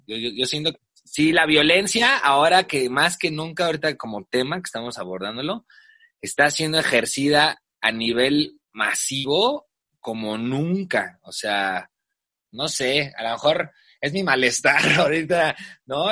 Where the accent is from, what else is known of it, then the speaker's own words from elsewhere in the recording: Mexico; nuestra propia sociedad inmediata como la mexicana